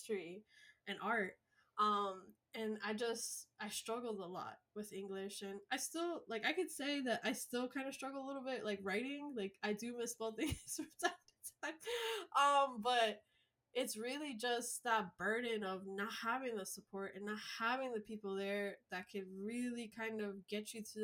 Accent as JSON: {"language": "English", "town": "Miami Gardens", "region": "Florida", "country": "United States", "tie": "born or raised there", "first_language": "Spanish", "second_language": "English", "said": "Spanish is my first language. I grew up in a very poor area of Miami called Carroll City, now called Miami Gardens"}